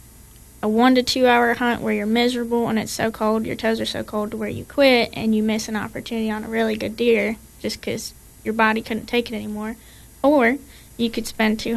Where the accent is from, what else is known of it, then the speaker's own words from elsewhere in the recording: Ohio, United States; now in Tennessee, United States; I'm originally from Ohio